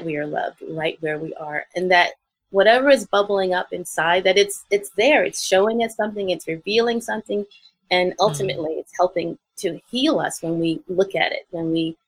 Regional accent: New York City, New York, United States; I grew up in the South Bronx

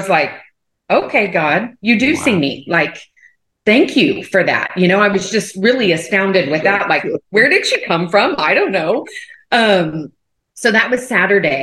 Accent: Texas, United States; I'm from Texas

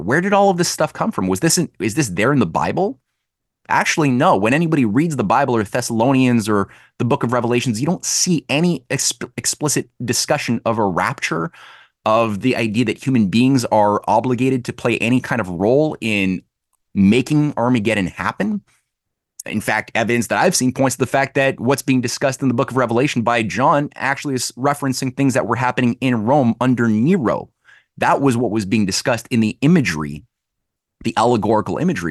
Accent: Quebec, Canada; I'm from Quebec

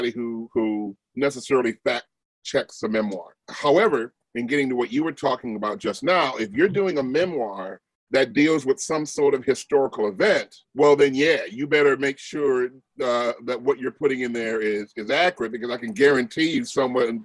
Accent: Chicago, Illinois, United States; I grew up for the most of my time in Morgan Park

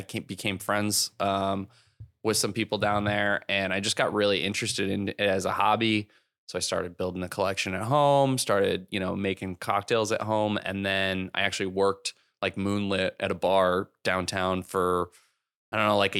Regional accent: San Diego, California, United States; now in Los Angeles, United States; San Diego.

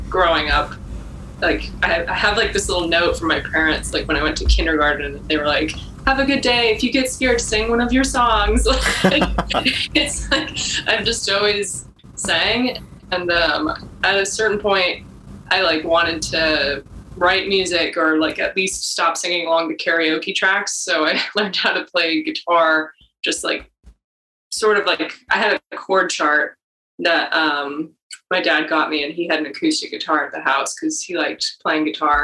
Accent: 20 minutes south of Seattle, Washington, United States; now in Los Angeles, United States; I grew up in Seattle. Well, for people that are from Washington, 20 minutes south of Seattle.

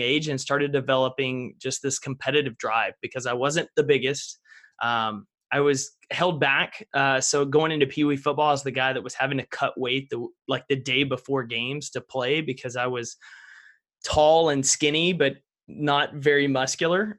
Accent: East Texas, United States; I grew up in East Texas, back in the piney woods, small town America.

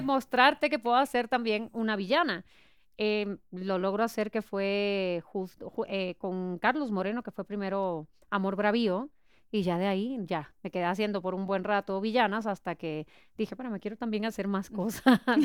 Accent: Puerto Rico; now in Mexico; yo soy de Puerto Rico, ya cumplí 17 años aquí

